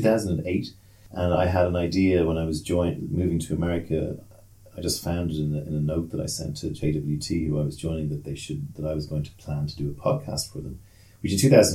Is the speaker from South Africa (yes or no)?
no; Leinster, Ireland; accent: South County Dublin; Yeah, my accent is South County Dublin. Has spent an awful lot of time in Asia. I spent a lot of time in Asia slowing it down because people couldn't understand me because I spoke too quickly. Then I went to Australia, so I got a bit of that.